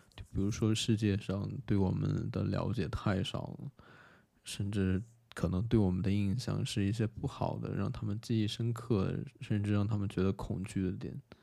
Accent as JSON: {"language": "Chinese", "country": "China", "said": "我一个中国人"}